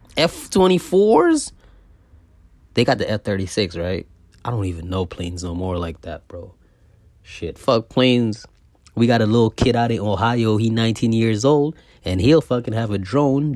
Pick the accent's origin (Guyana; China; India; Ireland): Guyana; I was born in Guyana